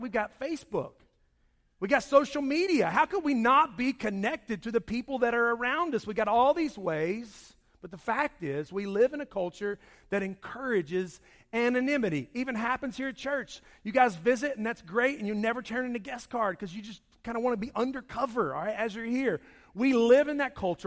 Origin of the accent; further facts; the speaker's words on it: Charlotte, North Carolina, United States; When I grew up, I grew up in Charlotte